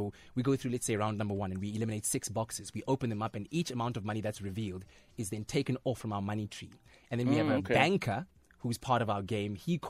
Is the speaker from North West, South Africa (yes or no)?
yes; North West, South Africa; Kitswapochi. Well, Kitswapochi via Itoseng, Ikageng, via Phokeng.